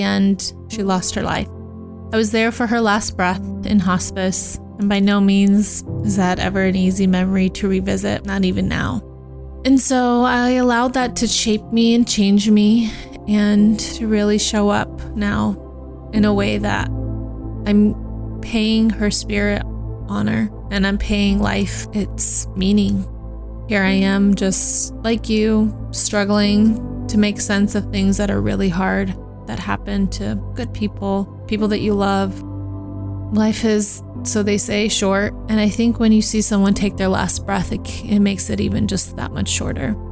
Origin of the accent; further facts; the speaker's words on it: Turlock, California, United States; also born or lived in Los Angeles, California; I grew up in Turlock for a majority of my life. By 11, I was there